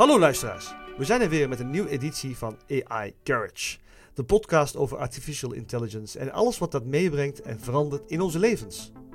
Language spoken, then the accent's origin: Dutch; Netherlands; misschien ben ik zo opgevoed in Nederland